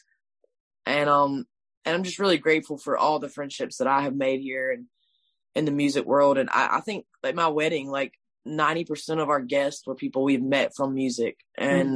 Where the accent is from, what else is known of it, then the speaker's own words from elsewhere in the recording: Swansea, South Carolina, United States; my hometown, Swansea.